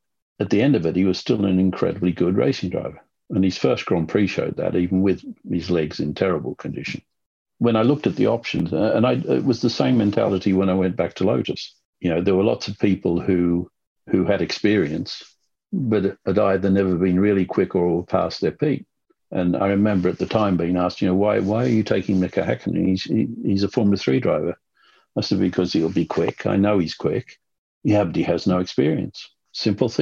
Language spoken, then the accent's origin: English; Sydney, New South Wales, Australia; when I was growing up in Sydney